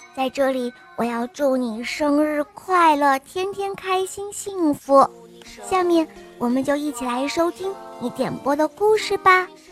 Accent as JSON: {"language": "Chinese", "town": "Wuhan", "region": "Hubei", "country": "China", "said": "今年六岁了，我来自武汉"}